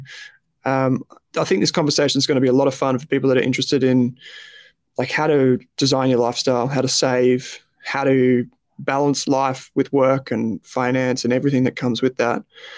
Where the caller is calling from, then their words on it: Melbourne, Victoria, Australia; I'm in Melbourne.